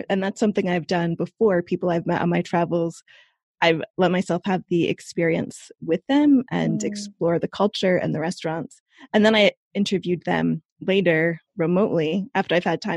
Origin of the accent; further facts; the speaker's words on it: United States; moved away as an adult; also born or lived in New York / London; now in Europe; I'm an American, but about 10 years ago, I discovered that I was eligible for dual citizenship with Italy because of my ancestry